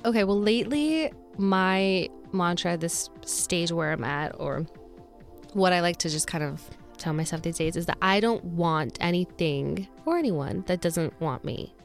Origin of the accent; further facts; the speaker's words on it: Utah, United States; moved away; I'm from Utah